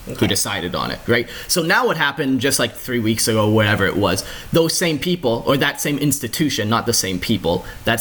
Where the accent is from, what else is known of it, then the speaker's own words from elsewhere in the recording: Canada; I'm a Canadian